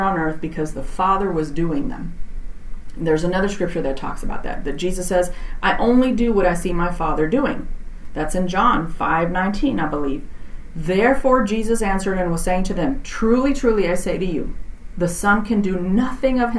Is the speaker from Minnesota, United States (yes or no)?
no; Texas, United States; I'm from Texas, so I say y'all.